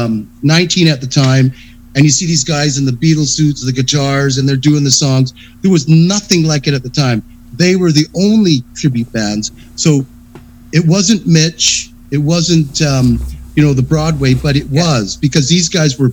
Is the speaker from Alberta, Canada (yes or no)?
no; Victoria, British Columbia, Canada; now in Calgary, Canada; I'm from Victoria